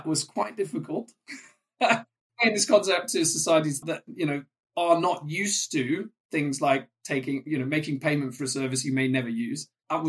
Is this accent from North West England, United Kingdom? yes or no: yes; North West England, United Kingdom; English is a second language; came to England when I was 8 or 9 in, I'm going to date myself here, the late 80s. So I grew up in Cheshire. I went to school in the Midlands.